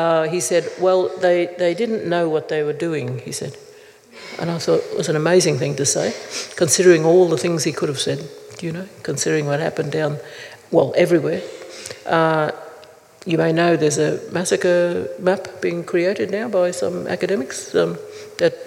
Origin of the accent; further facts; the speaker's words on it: Gold Coast, Queensland, Australia; also born or lived in Brisbane; I was born in Brisbane, but grew up on my father's people's land on the Gold Coast